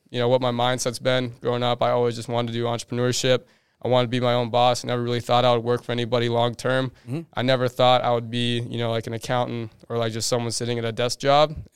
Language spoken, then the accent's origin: English; Minnesota, United States; moved away as an adult; now in Arizona, United States; So basically, I grew up in Minnesota like my whole life. Like you know, like when I was super young, I actually grew up like kind of in the woods.